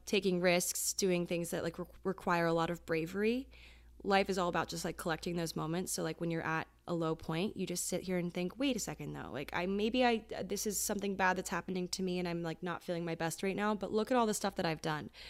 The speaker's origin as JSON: {"language": "English", "region": "Maryland", "country": "United States", "moved": "as an adult", "lives_now": "New York, United States", "said": "I am from Maryland"}